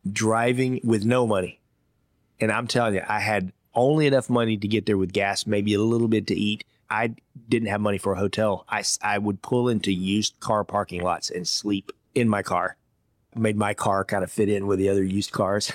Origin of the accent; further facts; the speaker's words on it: Georgia, United States; accent: thick Georgia accent; moved away as an adult; also born or lived in Iowa / Hong Kong; My first job as a fifteen-year-old kid growing up in Georgia, I worked in a Chinese restaurant